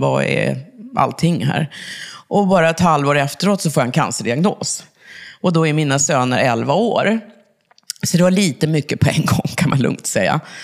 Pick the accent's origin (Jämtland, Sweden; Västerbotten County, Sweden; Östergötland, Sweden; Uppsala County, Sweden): Uppsala County, Sweden; Uppsala; Jag är från Uppsala ursprungligen